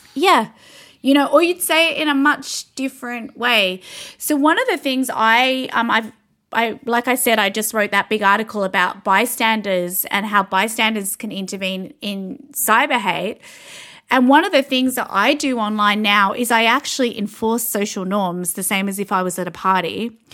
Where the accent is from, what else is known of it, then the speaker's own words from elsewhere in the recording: Canberra, Australian Capital Territory, Australia; I'm from Canberra, so eventually my husband and I came back to Canberra to have the baby